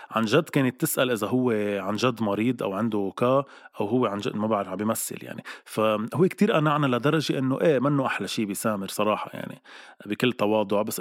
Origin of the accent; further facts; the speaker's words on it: Lebanon; اي عائله كتير كبيره عندنا بلبنان